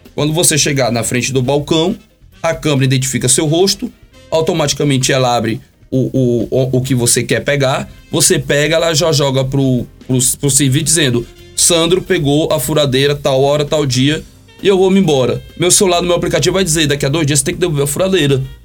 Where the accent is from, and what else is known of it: Brazil